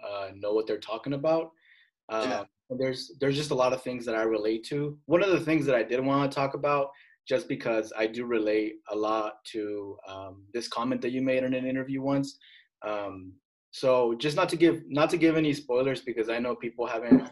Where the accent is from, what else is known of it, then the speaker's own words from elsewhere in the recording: Salinas, California, United States; now in Arkansas, United States; I'm from Salinas, so I'm from Monterey County